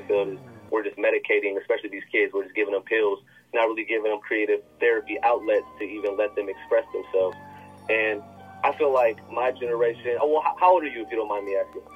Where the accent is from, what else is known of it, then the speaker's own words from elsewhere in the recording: Las Vegas, Nevada, United States; moved away as an adult; also born or lived in Tucson, Arizona / Porterville, California / York, Nebraska; I was born and raised in uh, Vegas uh, originally.